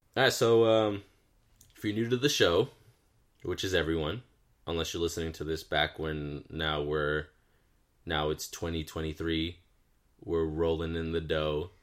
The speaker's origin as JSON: {"language": "English", "region": "Southern California", "country": "United States", "said": "We're from SoCal"}